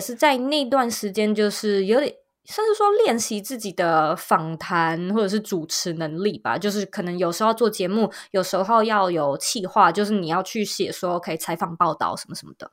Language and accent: Chinese; Taipei, Taiwan; 其实我一直以来都是在台湾的台北土生土长长大的，的人